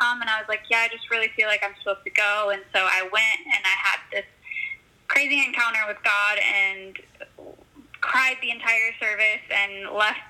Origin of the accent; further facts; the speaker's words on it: Grand Rapids, Michigan, United States; I was born and raised in Grand Rapids, Michigan